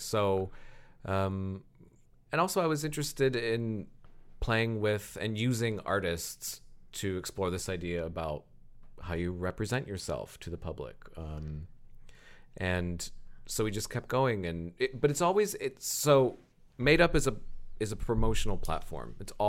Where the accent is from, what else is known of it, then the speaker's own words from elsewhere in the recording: Lakemore, Ohio, United States; moved away; also born or lived in Akron; I'm from Lakemore.